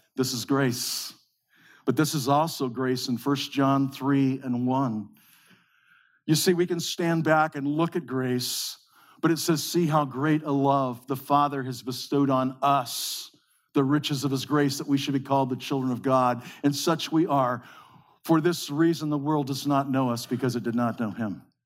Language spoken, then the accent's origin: English; Modesto, California, United States; We grew up in the Central Valley of California, in the breadbasket of the world, in Modesto.